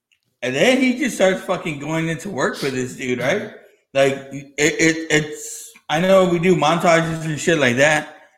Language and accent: English; Los Angeles, California, United States; born there; I was born in East LA.